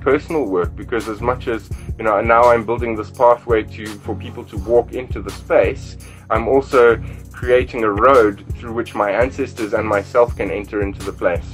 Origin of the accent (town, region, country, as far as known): South Africa; born or raised there